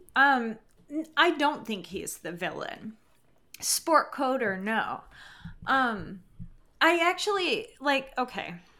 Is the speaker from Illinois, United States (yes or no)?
no; Michigan, United States; moved away; also born or lived in Upper Peninsula, Michigan; I'm originally from Michigan.